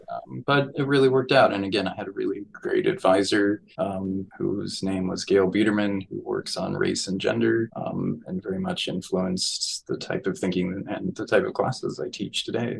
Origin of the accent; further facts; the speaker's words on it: New Mexico, United States; moved away; growing up in New Mexico